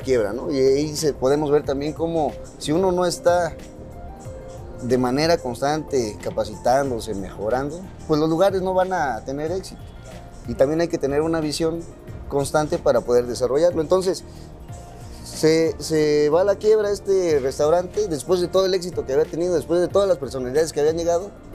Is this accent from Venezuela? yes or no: no; Oaxaca, Mexico; sacar raíces de donde nosotros somos, de Oaxaca